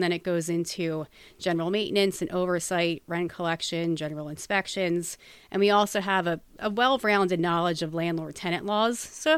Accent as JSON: {"language": "English", "region": "New Jersey", "country": "United States", "moved": "as an adult", "lives_now": "Pennsylvania, United States", "said": "Well, I've been in Pennsylvania for about 18 years, so almost half my life. I came here when I was about 19 from New Jersey. My family still resides there, but I made Pennsylvania my home."}